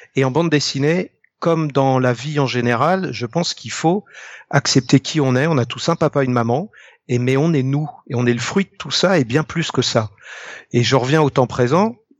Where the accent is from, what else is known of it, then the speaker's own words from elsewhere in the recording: Ille-et-Vilaine, Brittany, France; je suis né en île et vilaine